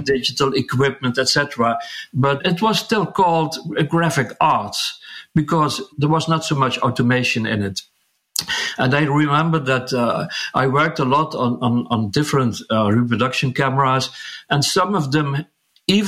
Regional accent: southern part of the Netherlands, southern Netherlands, Netherlands; I could start working at a large printing company here in my hometown

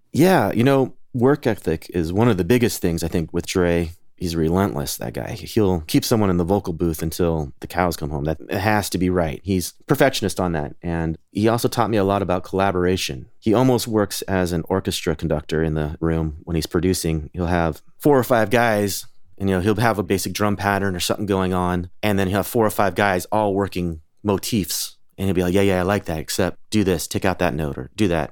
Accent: Sacramento, California, United States; also born or lived in Chico, California; I grew up in Northern California, so not too far away from Chico in Sacramento

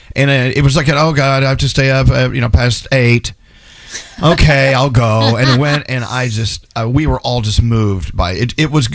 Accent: Texas, United States; moved away; when I was a kid growing up in Texas.

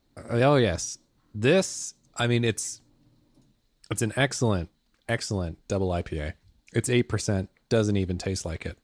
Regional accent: Bellingham, Washington, United States; moved away as an adult; in my hometown of Bellingham, Washington

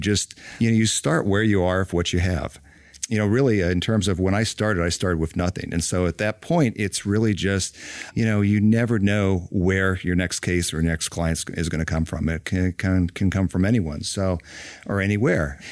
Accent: Illinois, United States; moved away as an adult; now in Georgia, United States; growing up in Illinois

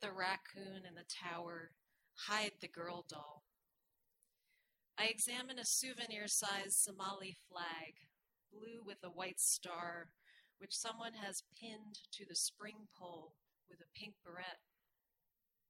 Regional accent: New York City, New York, United States; I was born in Queens

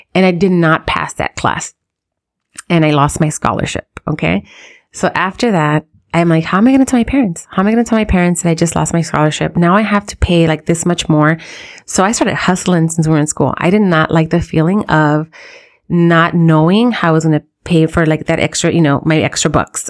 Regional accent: United States; we live in the U S, we're American in a sense, right? We're, we're born here

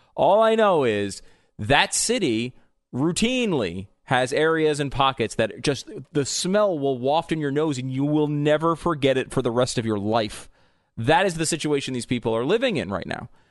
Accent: Canada; a Canadian sports celebrity

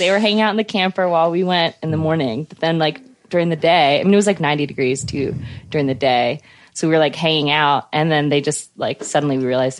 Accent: the South, United States; growing up in the South

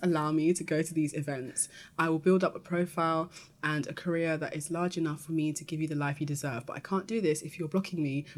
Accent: Peckham, London, United Kingdom; Lived in Peckham my whole life, and having been in that environment, it's made me had to learn the hard way to fight to be understood.

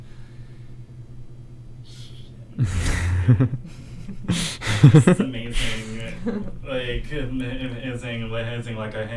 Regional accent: Portland, Oregon, United States; moved away as an adult; now in San Francisco Bay Area, United States; I'm a transplant. I'm from Portland, Oregon.

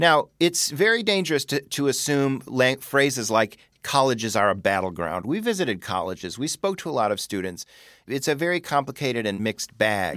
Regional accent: Chicago, Illinois, United States; growing up in Chicago, being Jewish

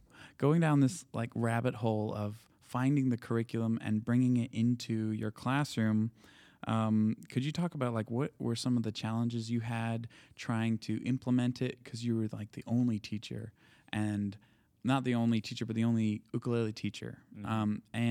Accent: Louisiana, United States; I'm actually from Louisiana originally, so I have a lot of that Acadian, Cajun

